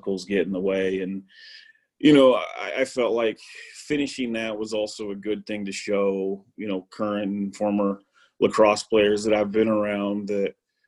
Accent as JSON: {"language": "English", "town": "Draper", "region": "Utah", "country": "United States", "tie": "born or raised there", "said": "I was born born and raised in Draper, Utah."}